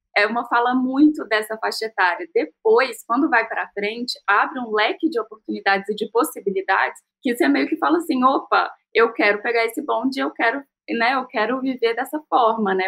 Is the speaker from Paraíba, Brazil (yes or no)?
no; Minas Gerais, Brazil; eu sou mineira, empreendedora